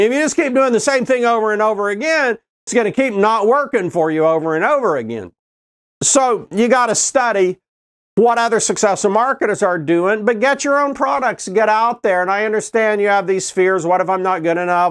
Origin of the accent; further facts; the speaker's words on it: Oklahoma City, Oklahoma, United States; I grew up in Oklahoma City